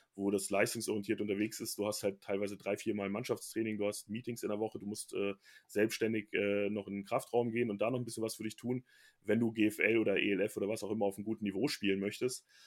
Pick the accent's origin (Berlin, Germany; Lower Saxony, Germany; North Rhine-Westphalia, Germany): Lower Saxony, Germany; Braunschweig; also born or lived in Bielefeld; now in Frankfurt, Germany; mein Heimatverein bleiben, wo ich herkomme